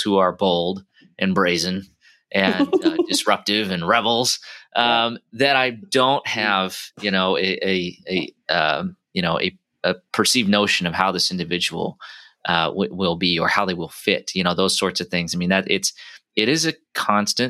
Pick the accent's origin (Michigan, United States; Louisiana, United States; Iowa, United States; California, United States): Iowa, United States; we come from the Midwest, you know, we have a saying called Iowa nice